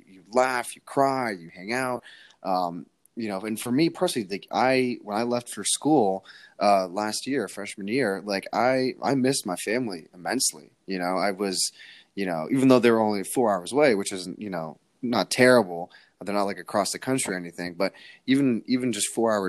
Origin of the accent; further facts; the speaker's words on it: Connecticut, United States; we're both from Connecticut